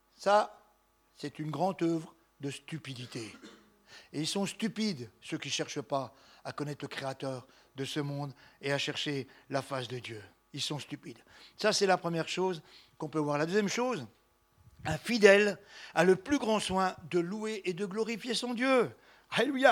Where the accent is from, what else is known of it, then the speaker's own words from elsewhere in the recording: Besançon, Bourgogne-Franche-Comté, France; Besançon, ma ville natale